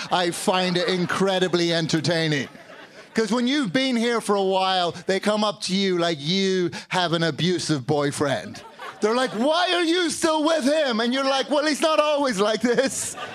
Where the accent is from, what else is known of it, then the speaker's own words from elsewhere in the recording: Northern Ireland, United Kingdom; also born or lived in London; now in Chicago, United States; I've lived here in Chicago for about 13 years, but I grew up in Northern Ireland and London, so now I have this stupid friggin' accent.